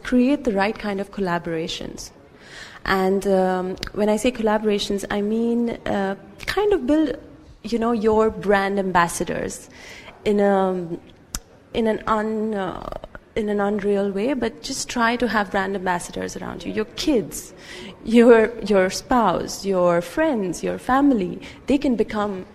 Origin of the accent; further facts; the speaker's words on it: India; now in United Arab Emirates; I'm from India.